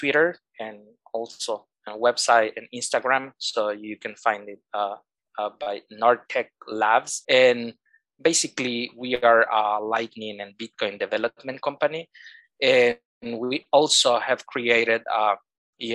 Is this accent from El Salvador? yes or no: yes; El Salvador; I am from El Salvador, living here in San Salvador, which is the capital of El Salvador